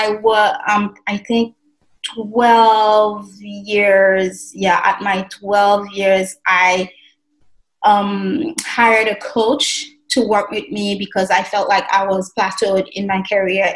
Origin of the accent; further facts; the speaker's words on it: Haiti; moved away as an adult; And I was raised in Haiti. I lived in Haiti for the first 40 years of my life, just turned 41